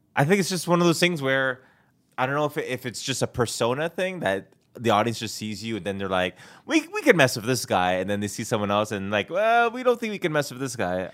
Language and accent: English; Canada; moved away as an adult; now in Los Angeles, United States; I have a passport and I'm Canadian